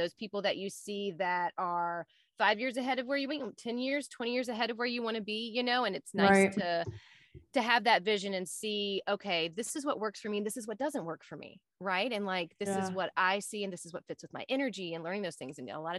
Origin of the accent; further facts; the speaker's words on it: Southern United States, United States; I'm a Southerner.